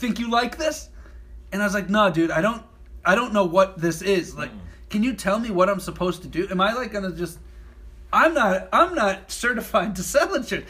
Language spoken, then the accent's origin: English; Burbank, California, United States; I'm from Burbank.